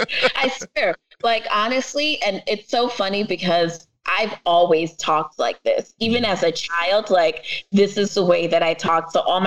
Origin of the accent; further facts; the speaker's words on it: The Bronx, New York, United States; So my parents, my family is Jamaican, and I am from the Bronx.